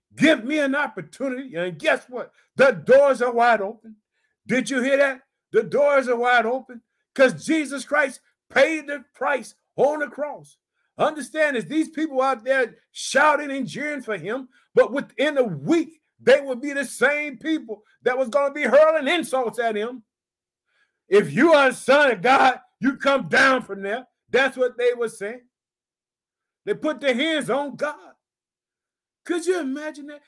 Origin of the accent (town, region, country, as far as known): Illinois, United States